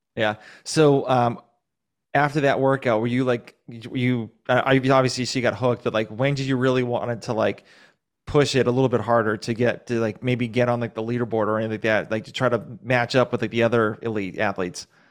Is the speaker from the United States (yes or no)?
yes; Massachusetts, United States; now in Georgia, United States